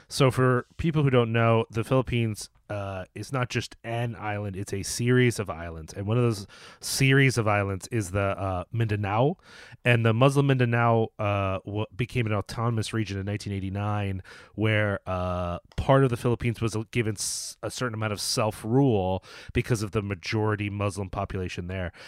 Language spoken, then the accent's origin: English; United States; as an American